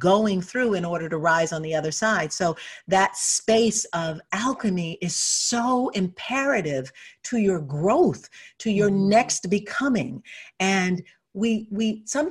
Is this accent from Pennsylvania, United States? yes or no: no; Detroit, Michigan, United States; I was born and raised in Detroit